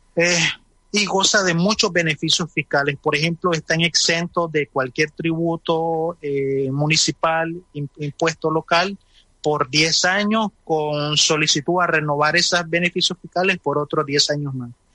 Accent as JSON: {"language": "Spanish", "country": "Nicaragua"}